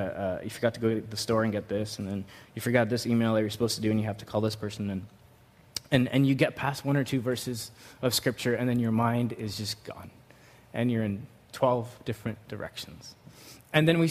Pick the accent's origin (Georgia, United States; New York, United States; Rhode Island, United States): New York, United States; growing up in New York